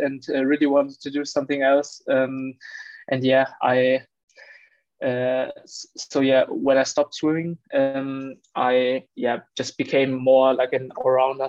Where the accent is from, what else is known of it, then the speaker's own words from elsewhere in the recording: Wolfsburg, Lower Saxony, Germany; moved away as an adult; now in Darmstadt, Germany; I grew up in Wolfsburg. It's northern Germany